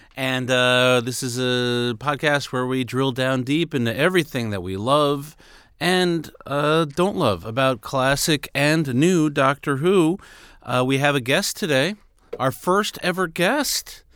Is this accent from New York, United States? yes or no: yes; New York City, New York, United States; everybody I grew up in around in Queens, New York City